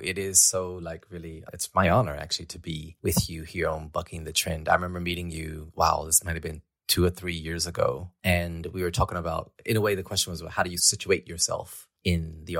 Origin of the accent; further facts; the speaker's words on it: Louisiana, United States; moved away; I grew up on a very small farm in rural Louisiana. And when I say rural, I mean, it was very rural. It was far from any kind of city, any kind of museum, from McDonald's, from a cinema, from whatever.